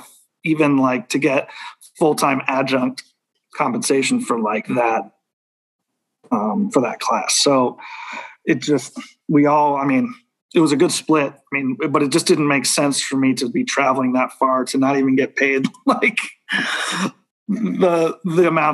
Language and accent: English; Kansas City, Kansas, United States; I grew up on the Kansas side